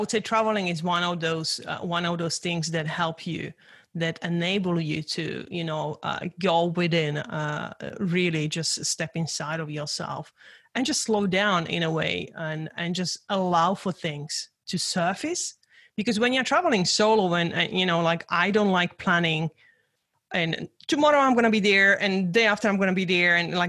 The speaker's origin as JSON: {"language": "English", "country": "Czechia", "tie": "born or raised there", "second_language": "English", "said": "I grew up in Czechoslovakia during the communism."}